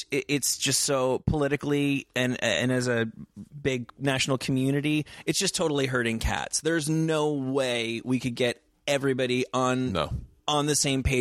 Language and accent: English; Manhattan, New York, United States; I mean, I'm from Manhattan